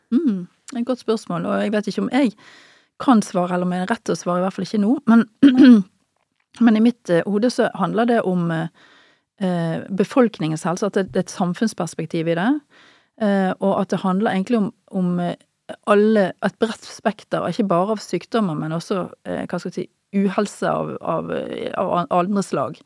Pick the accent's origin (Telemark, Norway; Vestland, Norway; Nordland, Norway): Vestland, Norway; Bergen; moved away as an adult; also born or lived in Trondheim / Northern Norway / United States / Levanger; jeg er jo bergenser av opprinnelse, da, som du hører, og jobber jo nå i Bergen. Jeg har vokst opp på Nordnes